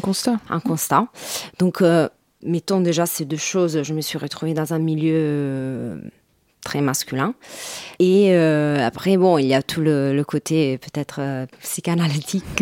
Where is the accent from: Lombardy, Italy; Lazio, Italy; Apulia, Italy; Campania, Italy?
Lazio, Italy; Rome; French is a second language; moved away as an adult; now in Paris, France; je suis italienne de Rome.